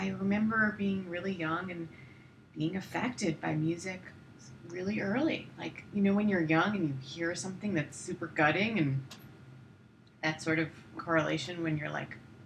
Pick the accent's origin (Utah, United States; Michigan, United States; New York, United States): New York, United States; Long Island; moved away as an adult; also born or lived in Brooklyn, New York; now in Los Angeles, United States; I grew up in Long Island, but I was living in New York for all my life